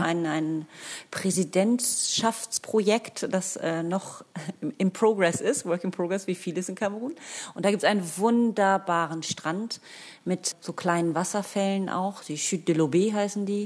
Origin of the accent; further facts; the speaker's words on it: Germany; ich habe dann irgendwann aufgehört zu sagen, dass ich Deutsche sei